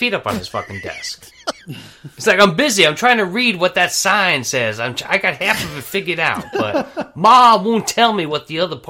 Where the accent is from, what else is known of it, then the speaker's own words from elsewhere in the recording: New York, United States; I'm from New York